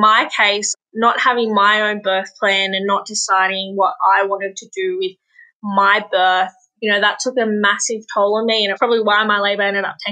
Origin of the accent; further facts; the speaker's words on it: Australia; being in my hometown with people that I love, my family